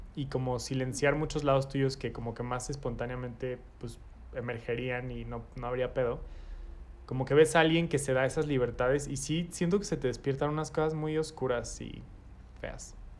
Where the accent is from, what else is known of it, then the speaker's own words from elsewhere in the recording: Mexico; nacimos y crecimos en México